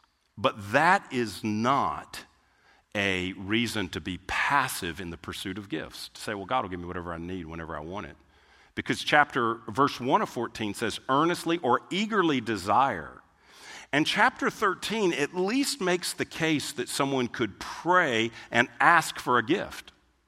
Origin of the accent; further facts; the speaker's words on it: Germany; English is a second language; Because like I'm from Germany, and that's German.